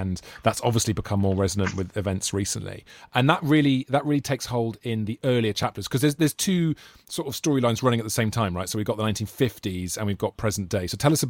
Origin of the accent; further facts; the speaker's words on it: Wales, United Kingdom; as a Welshman